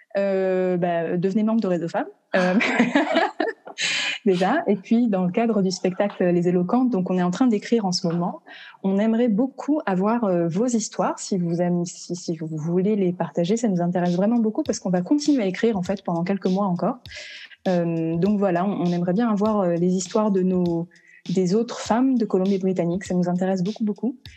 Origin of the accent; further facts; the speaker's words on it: France; moved away as an adult; now in Vancouver, Canada; Je suis originaire de France